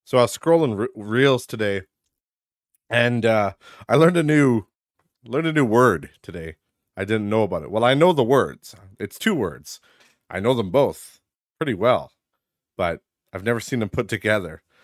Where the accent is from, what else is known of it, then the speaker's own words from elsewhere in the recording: Midwest, United States; I grew up in the Midwest. I still reside in the Midwest, as you all know.